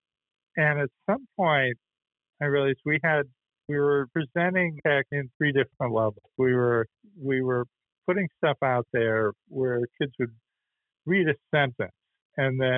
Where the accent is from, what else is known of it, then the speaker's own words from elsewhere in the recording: Boston, Massachusetts, United States; moved away as an adult; also born or lived in Los Angeles / Atlanta / Vermont; I grew up in Boston and grew up just in those storied Irish Catholic neighborhoods